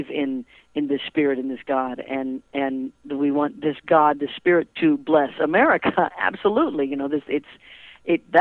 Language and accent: English; United States; I am an American citizen